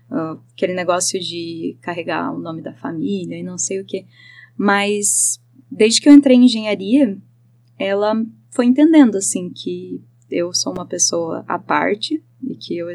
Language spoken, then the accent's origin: Portuguese; Joinville, Santa Catarina, Brazil; moved away as an adult; now in Curitiba, Brazil; Não, eu sou de Joinville. Joinville. todo mundo mora, mora lá.